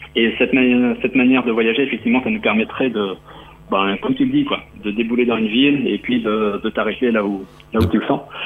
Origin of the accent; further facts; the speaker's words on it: Normandy, France; now in Rennes, France; je suis normand